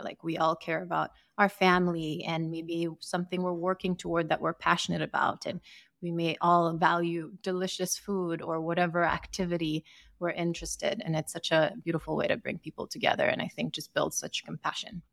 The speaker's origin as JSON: {"language": "English", "country": "Sierra Leone", "tie": "born or raised there", "moved": "as an adult", "lives_now": "United States", "said": "I am from West Africa. I grew up in Sierra Leone, and I moved to the U S for university"}